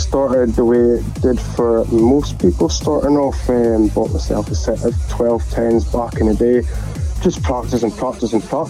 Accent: Elgin, Scotland, United Kingdom; my hometown of Elgin

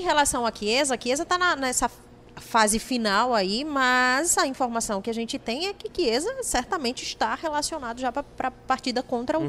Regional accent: Sergipe, Brazil; eu sou de lá, né? Eu sou de Sergipe

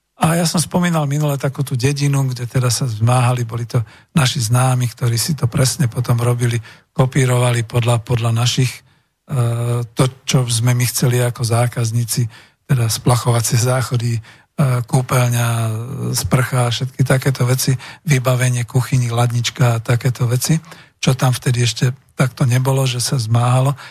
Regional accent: Slovakia; v našej vlasti na Slovensku

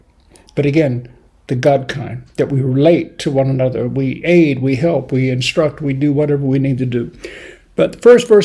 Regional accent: Bakersfield, California, United States; moved away as an adult; now in United Kingdom; I'm from Bakersfield, California, which is in the San Joaquin Valley

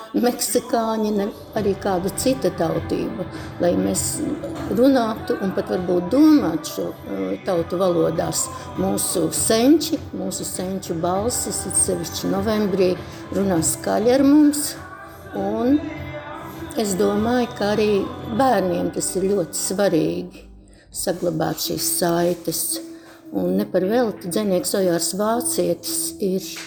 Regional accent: Latvia; now in Ireland; mēs esam latvieši.

